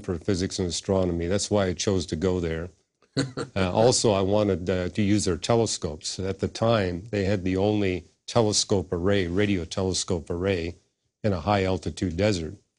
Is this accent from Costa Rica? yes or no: no; Canada; moved away as an adult; I was born in Canada, and I got all my degrees in Canada